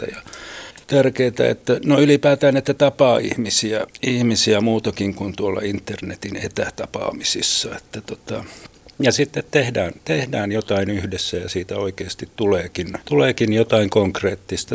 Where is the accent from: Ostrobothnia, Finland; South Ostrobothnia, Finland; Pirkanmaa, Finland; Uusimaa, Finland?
Uusimaa, Finland; Helsinki; olen syntyperäinen helsinkiläinen ja täällä aina asunut